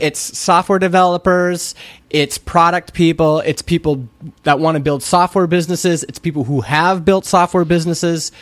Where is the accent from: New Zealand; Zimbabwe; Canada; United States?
Canada; I'm Canadian.